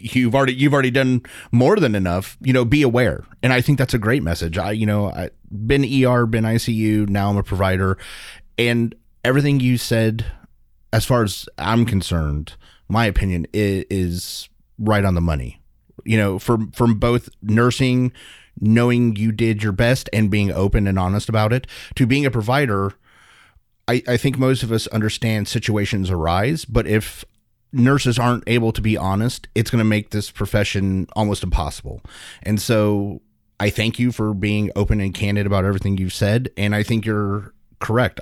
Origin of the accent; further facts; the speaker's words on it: United States; as an American and as a medical professional